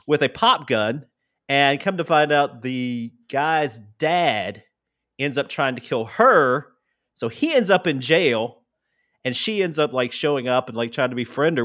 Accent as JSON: {"language": "English", "region": "Tennessee", "country": "United States", "said": "I'm actually from Tennessee"}